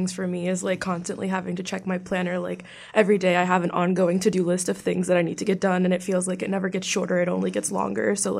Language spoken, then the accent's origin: English; Baltimore, Maryland, United States; moved away as an adult; now in Toronto, Canada; I'm 18. I'm from the U.S. I'm actually from Maryland. I went to high school in Baltimore.